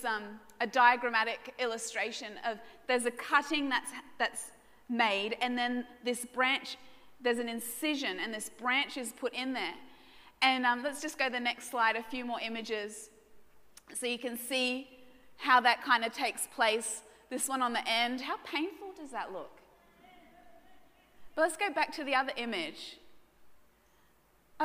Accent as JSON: {"language": "English", "town": "Brisbane", "region": "Queensland", "country": "Australia", "tie": "born or raised there", "said": "Now, I was raised in Brisbane suburbs."}